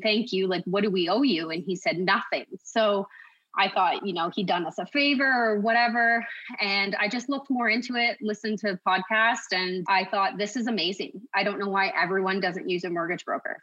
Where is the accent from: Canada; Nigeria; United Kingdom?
Canada; Kawartha Lakes, Ontario; So, I'm from Kawartha Lakes. I was born and raised.